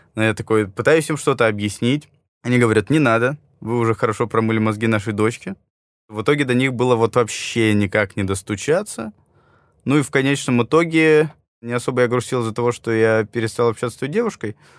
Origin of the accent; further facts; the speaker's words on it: Yekaterinburg, Sverdlovsk Oblast, Russia; now in Moscow, Russia; я родился в Екатеринбурге